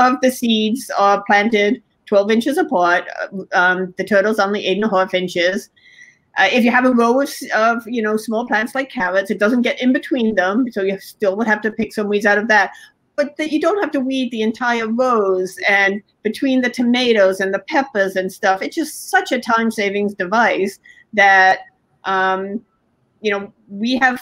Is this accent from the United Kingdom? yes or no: yes; England, United Kingdom; I was born in England